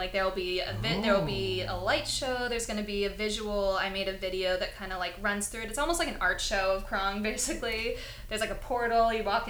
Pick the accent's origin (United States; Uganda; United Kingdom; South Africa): United States; Connecticut; They were pretty close with us growing up in Connecticut because they lived on the East Coast